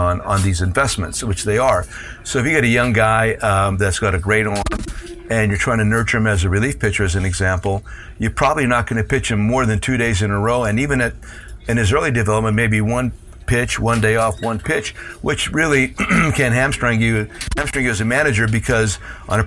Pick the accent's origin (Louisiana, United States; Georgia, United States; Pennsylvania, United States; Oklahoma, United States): Pennsylvania, United States; Hazleton; the cultures of my hometown, Hispanic and Anglo